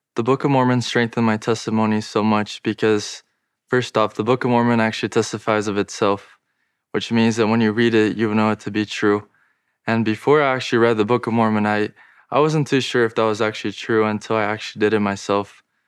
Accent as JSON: {"language": "English", "country": "Brazil", "said": "I'm from Brazil"}